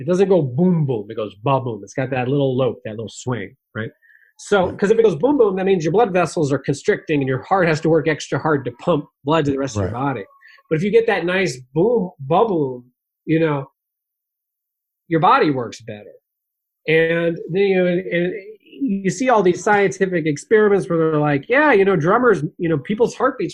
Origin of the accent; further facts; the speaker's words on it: White Plains, New York, United States; moved away; I was from White Plains, New York